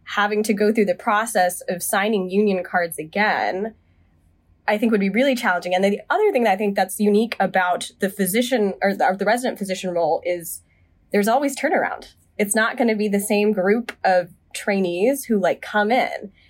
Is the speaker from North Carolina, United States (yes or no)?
yes; Charlotte, North Carolina, United States; moved away as an adult; now in Boston, United States; I was born and raised in the South. I'm from Charlotte, North Carolina